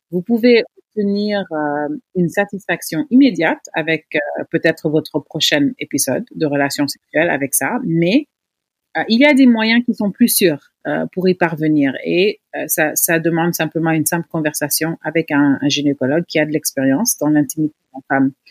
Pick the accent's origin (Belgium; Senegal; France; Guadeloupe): Senegal; notre vie sexuelle en tant que Sénégalaise.